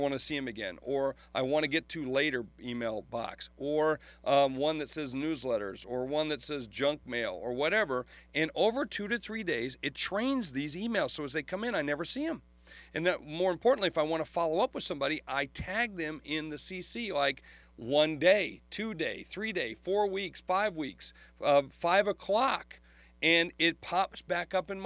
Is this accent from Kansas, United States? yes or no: no; Sioux Falls, South Dakota, United States; Sioux Falls, South Dakota, my hometown